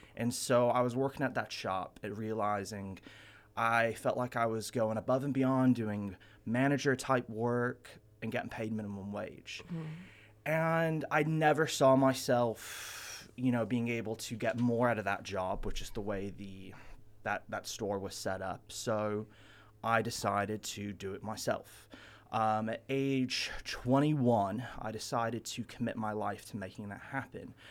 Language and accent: English; Ventura, California, United States; my hometown of Ventura, California